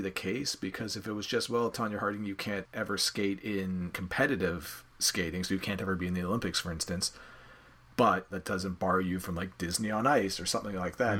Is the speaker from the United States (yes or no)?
no; Canada; I'm a Canadian